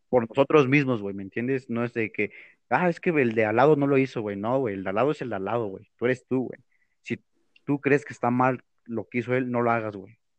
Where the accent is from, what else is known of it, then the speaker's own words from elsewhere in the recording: State of Mexico, Mexico; yo soy acá de, de la CDMX, güey, bueno, del Estado, para ser más exactos